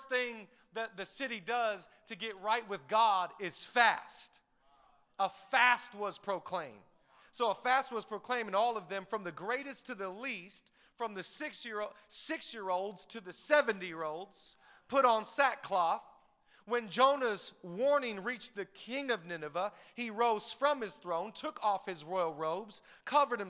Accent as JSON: {"language": "English", "town": "Seattle", "region": "Washington", "country": "United States", "said": "We're from Washington. We're from Seattle area"}